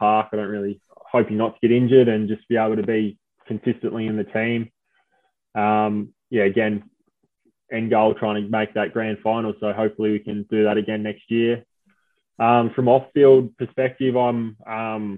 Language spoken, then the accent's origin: English; Smithton, Tasmania, Australia; moved away; when I was growing up in Smithton and playing footy